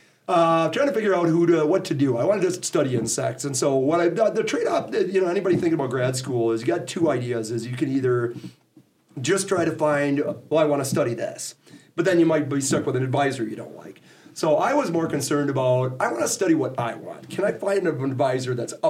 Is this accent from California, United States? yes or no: no; Menomonee Falls, Wisconsin, United States; moved away as an adult; now in Chadron, Nebraska, United States; I actually grew up in Wisconsin. I grew up in a suburb of Milwaukee, Menominee Falls